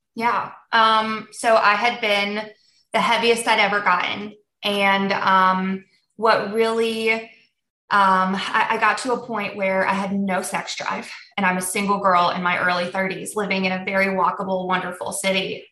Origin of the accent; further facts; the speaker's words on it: United States; first language Polish; also born or lived in Germany; we came to the States when I was six months old. So I um, was raised in the States